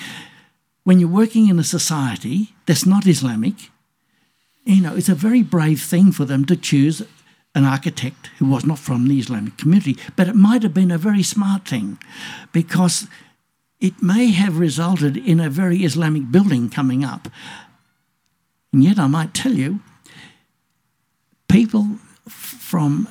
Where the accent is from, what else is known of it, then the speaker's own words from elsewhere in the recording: Australia; Being an Australian